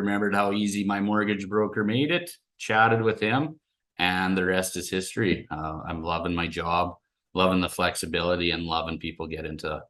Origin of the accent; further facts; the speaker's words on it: Nipawin, Saskatchewan, Canada; now in Warman, Canada; I grew up in Nipawin. We moved there when I was 5. And I lived there in a lot of my adult years. We moved back to the Saskatoon area 4 years ago.